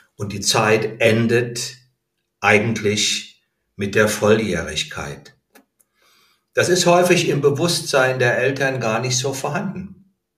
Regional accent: Heidesheim, Rhineland-Palatinate, Germany; moved away as an adult; also born or lived in Berlin; sobald ich mein Abitur habe, ziehe ich aus dem Elternhaus aus. Ich bin von Heidesheim nach Berlin gezogen

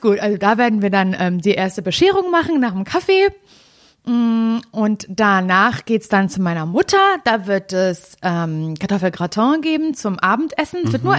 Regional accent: Parchim, Mecklenburg-Vorpommern, Germany; moved away; bin ich in Parchim. Das ist meine Heimatstadt

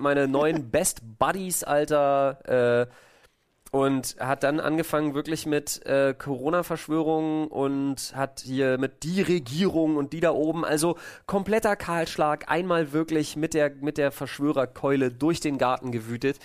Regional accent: Berlin, Germany; als Berliner

